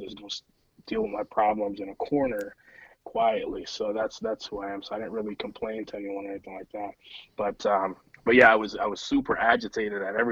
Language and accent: English; United States; I'm an American